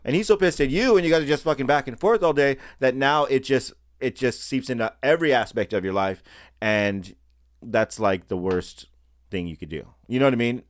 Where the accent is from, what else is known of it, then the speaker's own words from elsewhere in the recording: United States; being born here in America